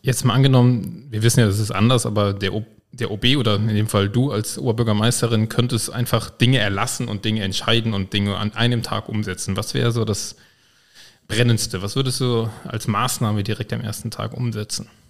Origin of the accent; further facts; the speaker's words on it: Koblenz, Rhineland-Palatinate, Germany; Ich komme ja aus Güls